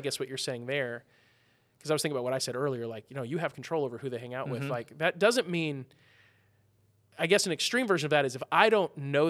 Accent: Midwest, United States; I'm from the Midwest

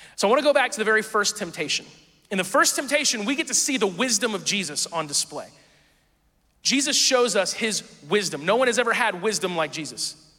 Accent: Midwest, United States; I grew up in the Midwest, and so the wilderness was always trees, forests, that kind of stuff

